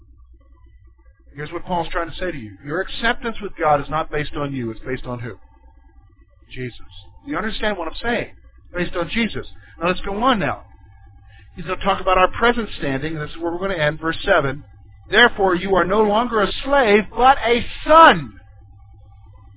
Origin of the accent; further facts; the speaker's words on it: the South, United States; I grew up in the South